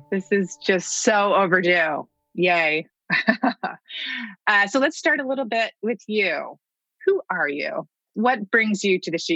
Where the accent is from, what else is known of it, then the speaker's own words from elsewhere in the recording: New York, United States; I grew up in New York.